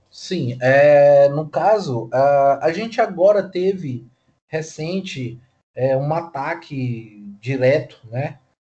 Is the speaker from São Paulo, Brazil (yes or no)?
no; Tucuruí, Pará, Brazil; eu nasci em Tucuruí, no Pará, que é um estado aqui ao lado do Maranhão